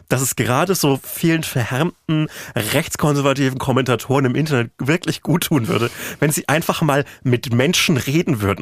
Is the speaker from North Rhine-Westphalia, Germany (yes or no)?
no; Bavaria, Germany; now in Berlin, Germany